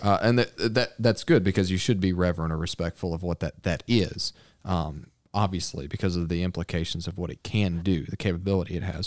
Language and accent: English; Arkansas, United States; also born or lived in Texas; I grew up in Arkansas, but I was born in Texas.